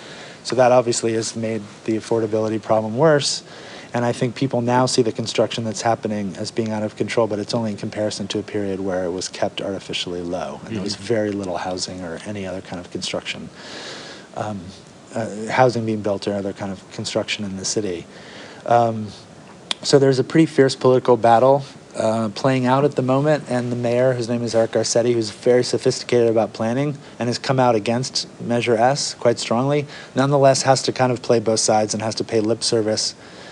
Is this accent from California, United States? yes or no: yes; Northern California, United States; I grew up in Northern California. My parents bought the house I grew up in the early 70s.